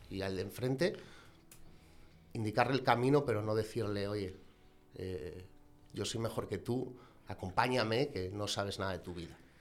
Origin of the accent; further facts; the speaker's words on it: Gijón, Asturias, Spain; soy un gijonés de 33 años